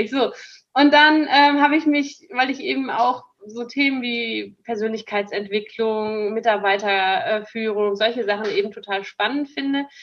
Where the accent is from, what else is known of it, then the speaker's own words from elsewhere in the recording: North Rhine-Westphalia, Germany; denn ich bin ja auf dem Bauernhof groß geworden, tatsächlich, in Münsterland